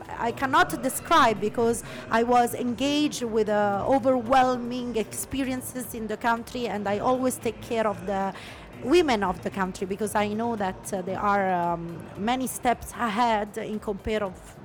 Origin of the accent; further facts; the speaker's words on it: Italy; English is a second language; moved away as an adult; now in United Arab Emirates; because in Italy as well, we were having Italian community mainly, and Italian speaking community mainly.